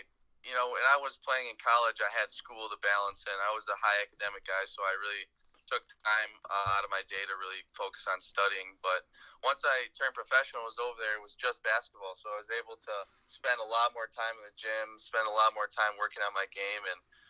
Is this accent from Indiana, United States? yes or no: no; New Berlin, Wisconsin, United States; Yeah, definitely. My town is actually, I'm from New Berlin, so it's kind of funny